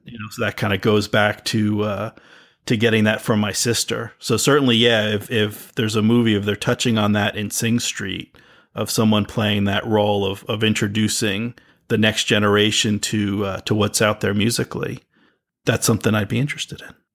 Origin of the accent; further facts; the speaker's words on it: East Coast, United States; I grew up on the East Coast